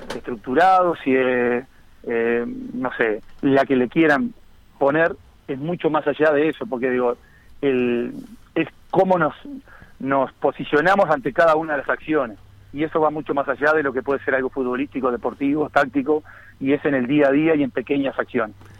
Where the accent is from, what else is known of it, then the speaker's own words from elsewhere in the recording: Las Piedras, Canelones, Uruguay; also born or lived in Montevideo; soy nacido en Montevideo, pero, pero, pero con residencia de toda la vida en, en las Piedras